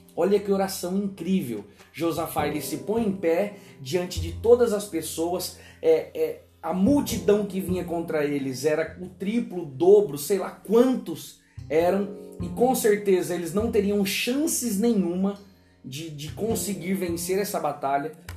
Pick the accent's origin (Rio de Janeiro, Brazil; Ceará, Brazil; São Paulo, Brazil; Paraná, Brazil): São Paulo, Brazil; moved away as an adult; now in Northern Brazil (Pará/Amapá/Maranhão), Brazil; em São Paulo, que é a minha terra natal